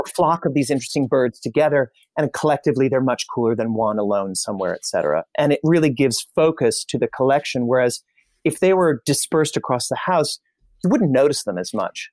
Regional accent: Indianapolis, Indiana, United States; I'm from Indianapolis

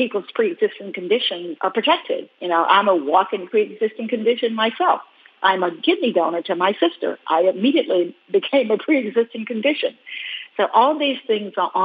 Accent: Willisville, Arkansas, United States; I grew up in Arkansas, but I grew up in a tiny little town in Arkansas, Willisville, 152 people

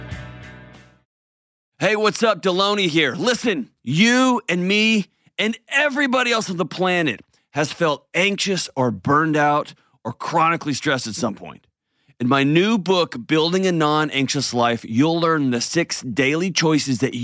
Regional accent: United States; also born or lived in Tennessee; I'm from Texas and Tennessee

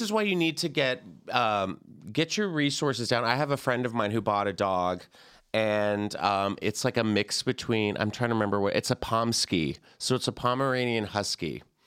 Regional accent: the South, United States; I'm from the South

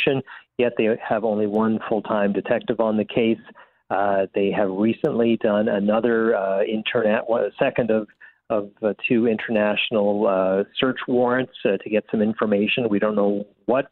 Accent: London, Ontario, Canada; London, Ontario, my hometown

